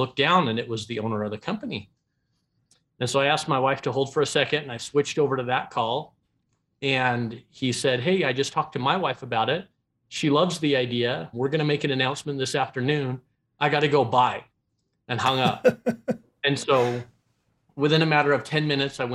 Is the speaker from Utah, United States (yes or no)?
yes; Ogden, Utah, United States; I grew up in Ogden, Utah